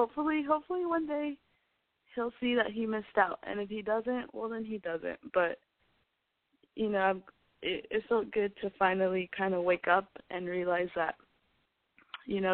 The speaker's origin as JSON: {"language": "English", "town": "El Paso", "region": "Texas", "country": "United States", "moved": "as an adult", "lives_now": "Austin, United States", "said": "I'm from El Paso, Texas, but I'm currently studying at school in Austin, Texas."}